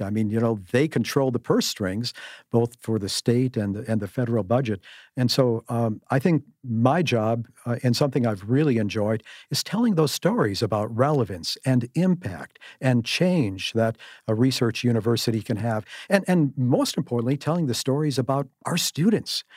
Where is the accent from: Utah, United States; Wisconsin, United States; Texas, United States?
Wisconsin, United States; Cudahy; as a kid growing up in Cudahy on the south side, a great, great place to, to, to come from, a blue-collar kid